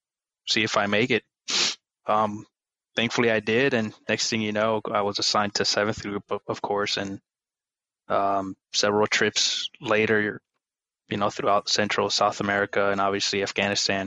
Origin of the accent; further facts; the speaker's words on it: Aguas Buenas, Puerto Rico; moved away as an adult; I grew up back in Puerto Rico in a small little farm town, Aguas Buenas.